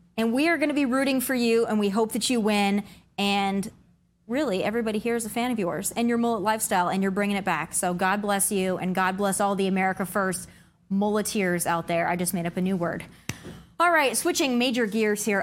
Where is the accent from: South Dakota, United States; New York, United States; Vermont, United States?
South Dakota, United States; my home state of South Dakota